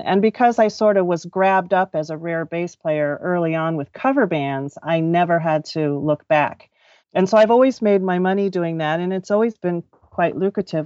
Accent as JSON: {"language": "English", "town": "Los Angeles", "region": "California", "country": "United States", "tie": "born or raised there", "also_born_or_lived": "Orange County", "said": "I grew up in Southern California, um, born and raised around Los Angeles and Orange County."}